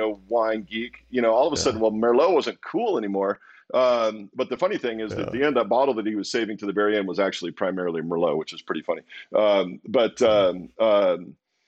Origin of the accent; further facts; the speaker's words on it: Walla Walla, Washington, United States; also born or lived in Pullman, Washington; so I grew up in Walla Walla, this little tiny little town, middle of nowhere.